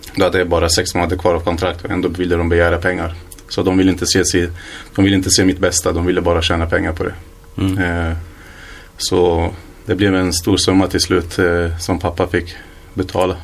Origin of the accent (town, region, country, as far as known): Hallstahammar, Västmanland, Sweden; born or raised there; also born or lived in Iraq / Iran